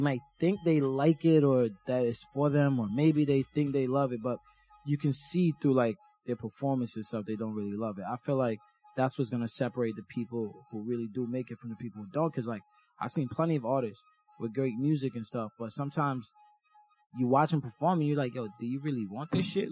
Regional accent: Jamaica; now in United States; I'm from Jamaica, so I grew up with like Jamaican music.

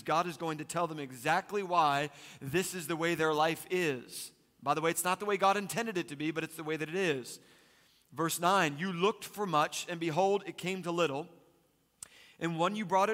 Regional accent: East Coast, United States; Growing up, I was raised on the East Coast, and we would go just about every summer to the Jersey Shore

